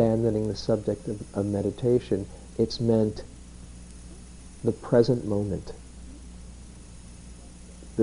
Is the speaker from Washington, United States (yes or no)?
no; New York, United States; I grew up in New York, where you kind of pride yourself how many balls you can keep up in the air